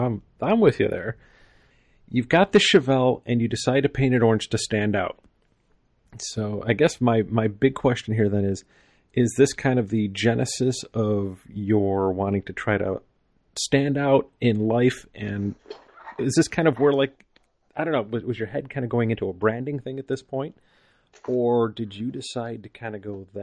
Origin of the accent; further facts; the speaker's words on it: Buffalo, New York, United States; now in Arizona, United States; I'm in Arizona, but I grew up in Buffalo, New York